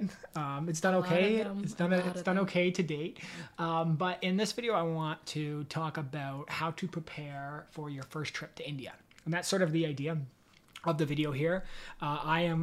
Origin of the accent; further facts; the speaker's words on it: Canada; growing up in Canada